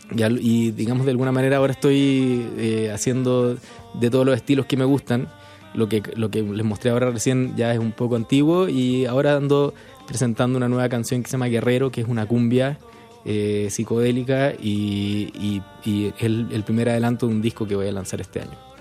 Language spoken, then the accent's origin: Spanish; Chile; moved away as an adult; now in Mexico; yo soy músico chileno, vivo hace cuatro años en México